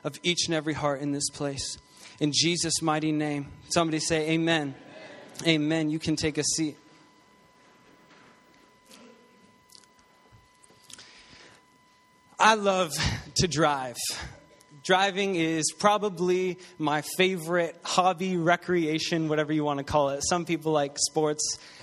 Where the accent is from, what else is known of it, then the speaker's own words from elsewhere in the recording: St. Catharines, Ontario, Canada; now in Greater Toronto Area, Canada; I was born and raised in St. Catharines, Ontario